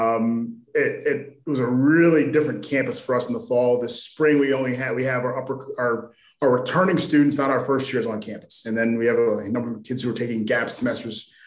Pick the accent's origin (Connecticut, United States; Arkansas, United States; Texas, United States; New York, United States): Connecticut, United States; Middletown; I'm from Middletown, Connecticut